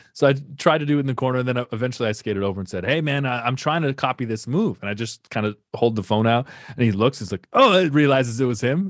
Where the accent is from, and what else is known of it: Canada